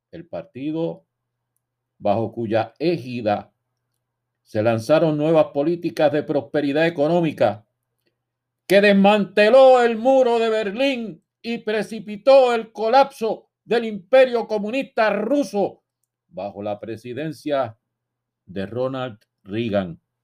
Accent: Puerto Rico; los puertorriqueños, repito, no somos extranjeros en nuestra propia nación

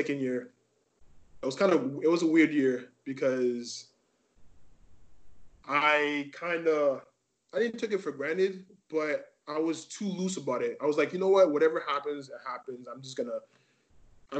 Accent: Montreal, Quebec, Canada; also born or lived in Laval; I'm glad to be here to represent Montreal, because that's where I live. This is my hometown.

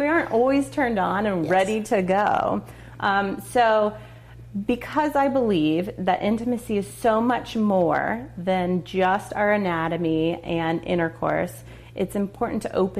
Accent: Texas, United States; also born or lived in Boulder, Colorado; now in Atlanta, United States; growing up in Texas, where it's very conservative and abstinence is taught

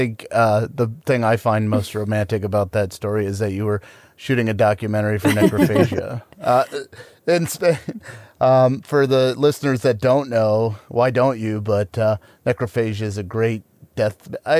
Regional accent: Akron, Ohio, United States; now in Pittsburgh, United States; I'm originally from Akron, Ohio.

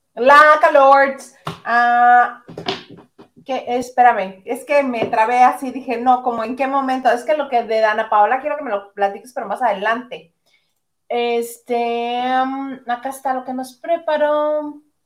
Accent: Mexicali, Baja California, Mexico; moved away as an adult; yo siendo mexicalense, viviendo 26 años, bueno, 25 años de mi vida en Mexicali, me fui a vivir a la Ciudad de México

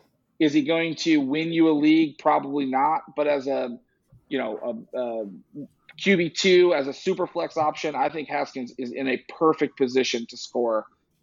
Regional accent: New York, United States; I'm from New York.

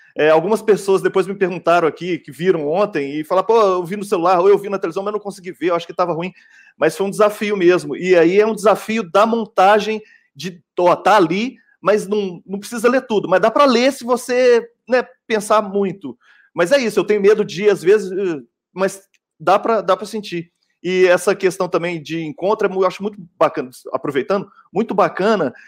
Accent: Belo Horizonte, Minas Gerais, Brazil; Lá em BH, eu sou de BH

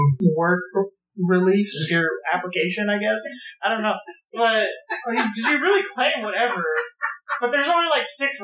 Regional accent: Texas, United States; I'm Texan.

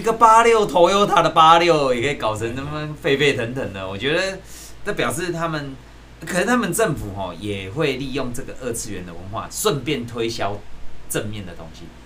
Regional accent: Taiwan; 我们台湾

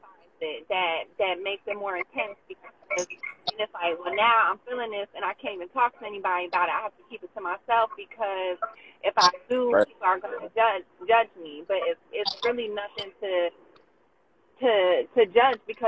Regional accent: Morristown, United States; we're from Morristown, and we know people we grew up

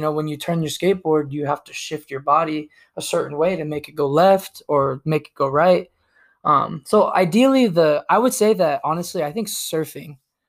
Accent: Tucson, Arizona, United States; also born or lived in San Diego; I've been in Arizona for 24 years, my whole life. You know, I was born in San Diego, but my dad moved us out here to Tucson when I was a baby. So I've been here ever since.

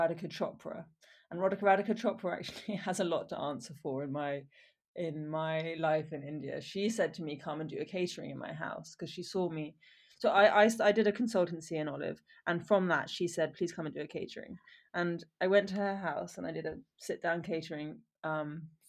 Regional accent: Wiltshire, South West England, United Kingdom; also born or lived in Oxford / Exeter / Ballymaloe, Ireland; I grew up in Wiltshire in England and I went to school in Oxford and Exeter.

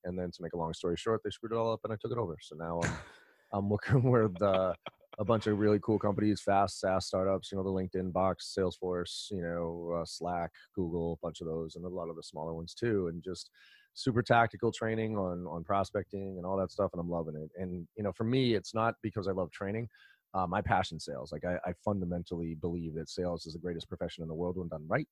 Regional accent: Boston, Massachusetts, United States; also born or lived in Maryland; I grew up here in Boston, went to college down in Maryland

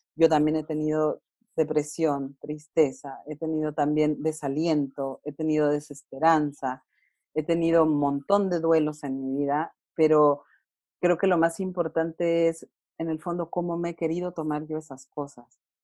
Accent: Durango, Mexico; moved away as an adult; now in Chile; yo soy mexicana, soy de Durango, pero tengo ocho años residiendo en Chile

